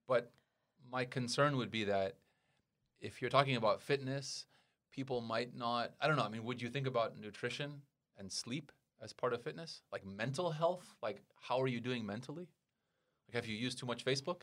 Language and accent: English; United States; now in Taiwan; I'm from America